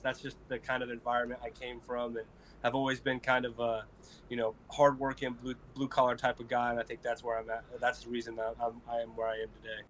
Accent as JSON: {"language": "English", "region": "Colorado", "country": "United States", "tie": "born or raised there", "said": "I grew up in Colorado"}